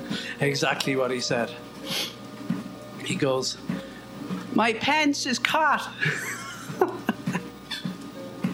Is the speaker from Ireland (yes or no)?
yes; Ireland; born or raised there